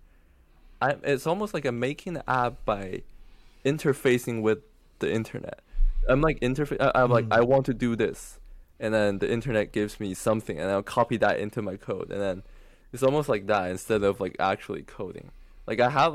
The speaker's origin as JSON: {"language": "English", "country": "China", "tie": "born or raised there", "moved": "yes", "said": "I was from China"}